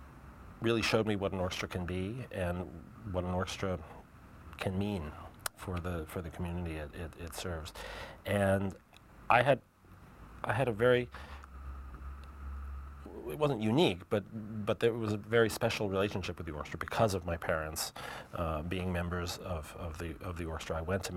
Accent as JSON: {"language": "English", "town": "New York City", "region": "New York", "country": "United States", "tie": "born or raised there", "said": "I'm the first native New Yorker."}